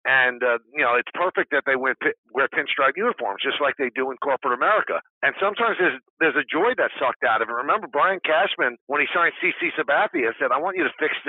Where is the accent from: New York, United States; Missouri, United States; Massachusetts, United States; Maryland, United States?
New York, United States; New York City; I come from the Bronx